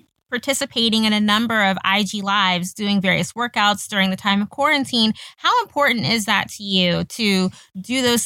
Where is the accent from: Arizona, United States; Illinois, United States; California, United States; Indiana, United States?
Indiana, United States; now in New York, United States; I'm from Indiana originally. Obviously I live in New York.